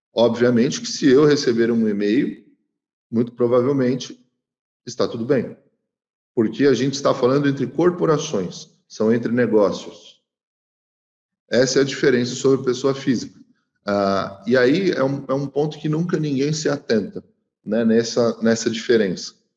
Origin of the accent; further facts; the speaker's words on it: São Paulo, Brazil; eu que sou de São Paulo, lá no centro tinha muito disso